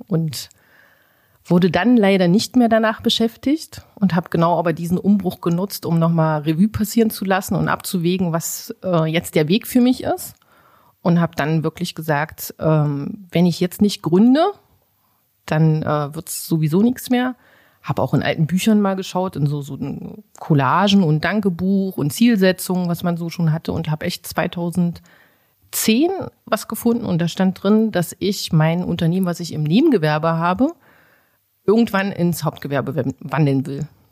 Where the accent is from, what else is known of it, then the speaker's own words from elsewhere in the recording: Magdeburg, Saxony-Anhalt, Germany; also born or lived in Bulgaria; ich lebe hier in Magdeburg, seitdem ich fünf bin. Gebürtig bin ich eigentlich aus Bulgarien